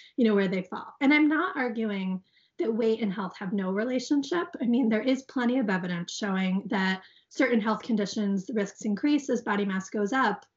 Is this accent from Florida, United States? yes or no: no; Guilford, Connecticut, United States; my hometown